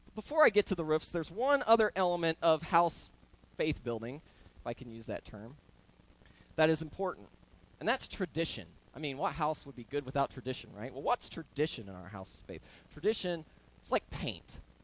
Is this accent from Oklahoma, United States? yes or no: yes; Oklahoma, United States; I grew up roofing in Oklahoma with my uncle Arthur